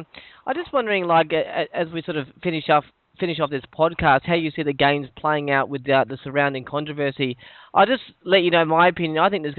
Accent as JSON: {"language": "English", "town": "Perth", "region": "Western Australia", "country": "Australia", "said": "I'm actually from Perth"}